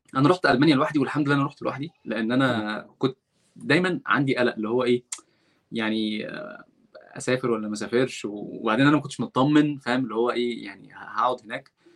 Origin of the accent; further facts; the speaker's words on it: Egypt; moved away as an adult; now in Redwood City, United States; انا مصري وبتكلم عربي ومسلم